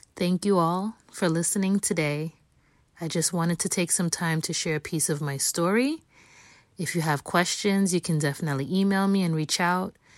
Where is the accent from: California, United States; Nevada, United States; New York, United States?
New York, United States; New York City; I was born and raised in New York City, the Bronx specifically